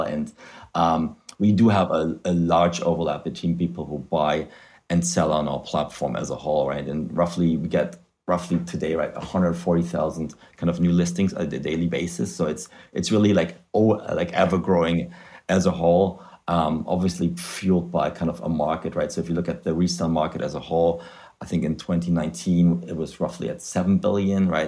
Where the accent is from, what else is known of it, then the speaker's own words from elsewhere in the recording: Germany; English is a second language; moved away as an adult; also born or lived in Spain / Africa / United States; now in London, United Kingdom; as you can hear from my weird accent, uh, I'm originally from Germany where I study economics, but I left, uh, gosh, uh, eternity ago, I think over 15 years ago